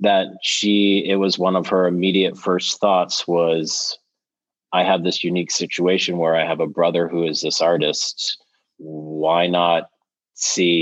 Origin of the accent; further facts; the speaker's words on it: Canada; now in United States; being Canadian a little bit. And I see that from living in the US for as long as I have